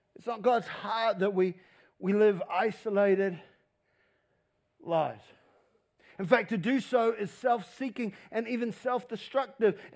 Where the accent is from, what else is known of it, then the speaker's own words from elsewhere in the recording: New Zealand; we're a Kiwi